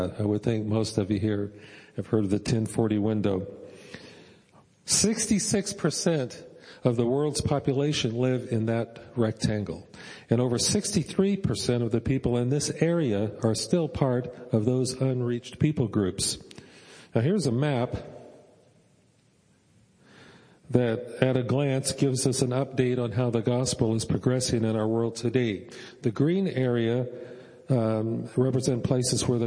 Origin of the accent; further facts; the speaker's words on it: United States; as American Christians